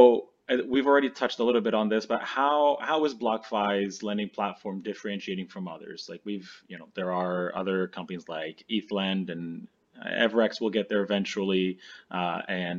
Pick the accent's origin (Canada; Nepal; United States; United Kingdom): Canada; being Canadian